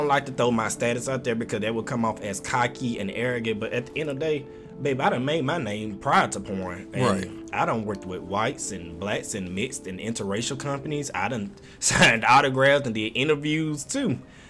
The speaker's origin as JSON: {"language": "English", "region": "the South", "country": "United States", "said": "I'm from the South, and if you don't speak to me, I'm not gonna speak to you."}